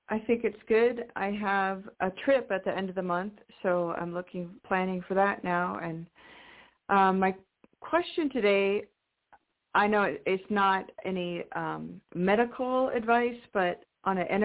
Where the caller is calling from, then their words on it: Washington, United States; in Washington State.